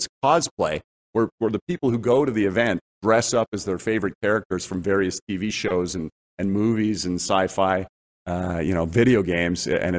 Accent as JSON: {"language": "English", "town": "Montreal", "region": "Quebec", "country": "Canada", "tie": "born or raised there", "also_born_or_lived": "Calgary / Toronto", "moved": "yes", "said": "I grew up in Montreal"}